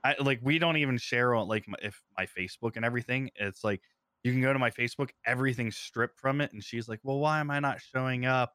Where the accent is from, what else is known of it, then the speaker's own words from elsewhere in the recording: Ohio, United States; moved away as an adult; also born or lived in Phoenix / San Diego; I'm from Ohio originally